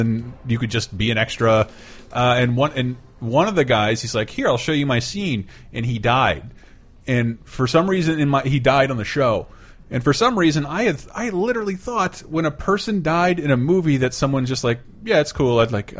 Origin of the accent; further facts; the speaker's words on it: Florida, United States; moved away; also born or lived in California; growing up in Florida